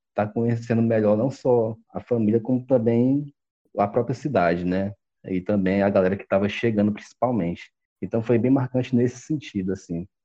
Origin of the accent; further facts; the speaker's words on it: Fortaleza, Ceará, Brazil; tenho 29 anos e sou de Fortaleza, no Ceará.